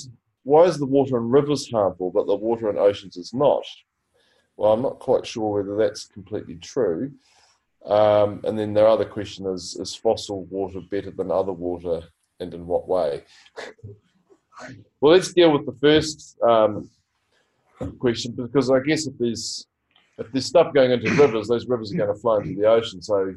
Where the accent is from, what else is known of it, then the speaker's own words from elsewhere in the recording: West Auckland, Auckland, New Zealand; Well, probably is West Auckland. I'm from West Auckland.